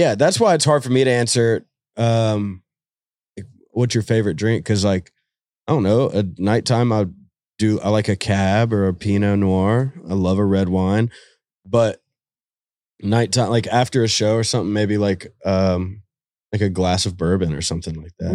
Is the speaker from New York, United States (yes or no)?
no; Nashville, Tennessee, United States; being from Nashville